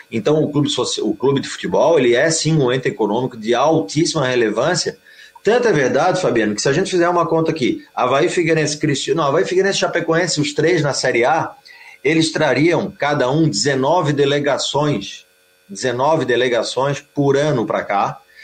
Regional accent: Florianópolis, Santa Catarina, Brazil; nós, né, que somos de Florianópolis

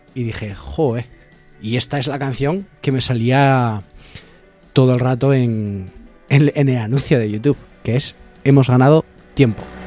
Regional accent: Alfaro, La Rioja, Spain; mi pueblo, de Alfaro

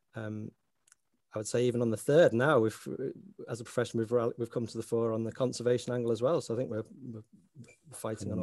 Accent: Sefton coast, Merseyside, North West England, United Kingdom; accent: Scouser; now in Northern Ireland; very fortunate to grow up in that part of the world on the Sefton coast

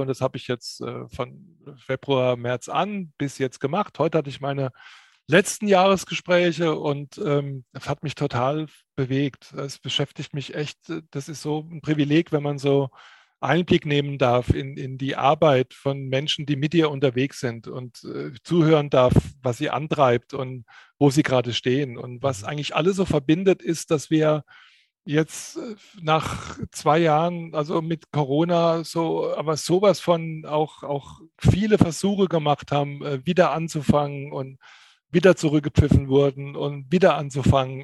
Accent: Pirmasens, Rhineland-Palatinate, Germany; Also ich persönlich bin in meiner Heimatstadt Pirmasens aufgewachsen

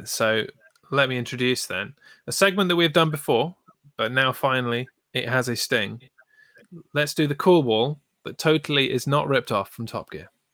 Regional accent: United Kingdom; we're British

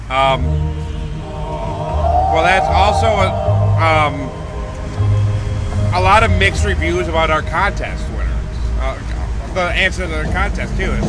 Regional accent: Texas, United States; Well, hi, I'm from Texas.

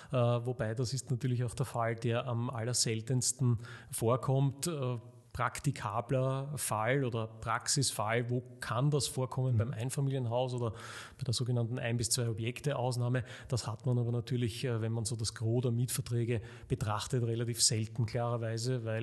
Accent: Vienna, Austria; Ähm, ich komme auch aus Wien und äh, habe hier studiert

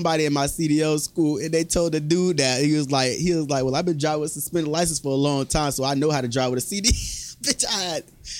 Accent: Naples, Florida, United States; You know, I'm from Naples.

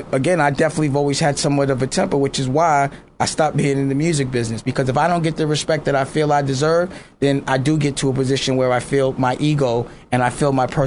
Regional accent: New York City, New York, United States; I'm from Harlem, right? Yes. In Harlem, we cut ass.

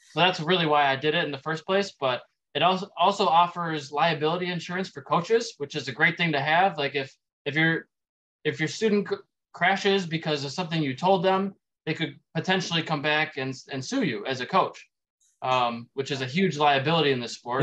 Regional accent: Dearborn Heights, Michigan, United States; also born or lived in Roseville, Michigan / Pontiac, Michigan; now in Sterling Heights, United States; I grew up in Dearborn Heights, so about 45 minutes away.

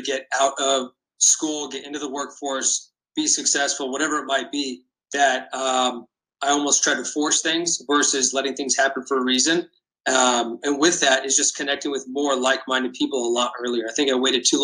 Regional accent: West Coast, United States; I grew up on the West Coast, a San Diego Padres fan

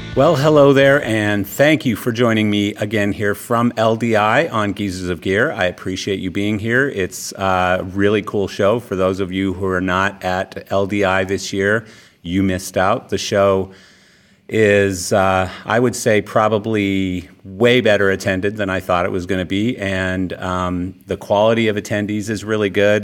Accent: Calgary, Alberta, Canada; I'm born and raised in Calgary, Canada

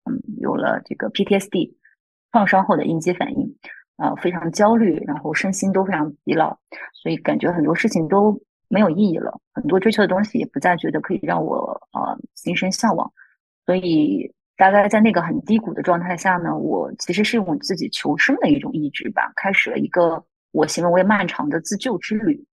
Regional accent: Zibo, Shandong, China; moved away as an adult; also born or lived in Wuhan / Beijing; now in Sydney, Australia; 我出生在山东淄博这个城市的一个小镇上

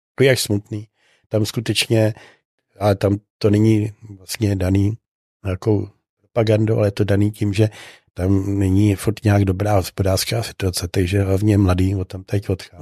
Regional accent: Czechia; ptali se mě, odkud jsem. Já jsem říkal, že z České republiky

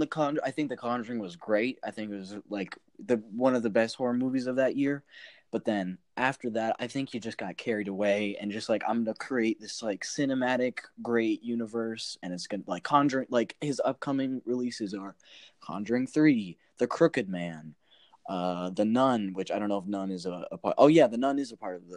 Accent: Florida, United States; I'm from Florida

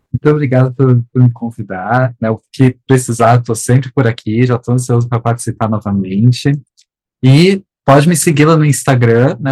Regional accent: South Region, Brazil; Eu sou, eu sou do Sul

